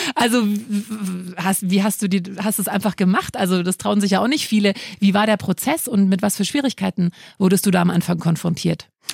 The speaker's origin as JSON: {"language": "German", "town": "Munich", "region": "Bavaria", "country": "Germany", "said": "als Münchner kennt man den natürlich, man wächst mit dem auf"}